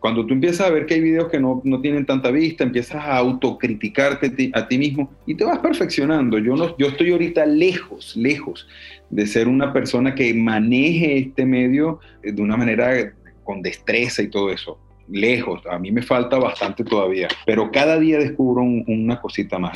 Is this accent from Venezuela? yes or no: yes; Venezuela; moved away as an adult; also born or lived in Cuba / Czech Republic / Barcelona, Spain; now in Toulouse, France; yo salí de Venezuela